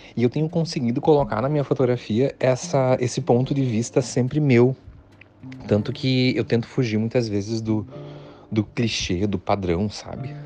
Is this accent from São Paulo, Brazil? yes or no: no; near the Paraná border, interior of Santa Catarina, Brazil; moved away as an adult; also born or lived in Florianópolis, Brazil; now in Uruguay; Eu sou do, do, do interior de Santa Catarina, divisa com o Paraná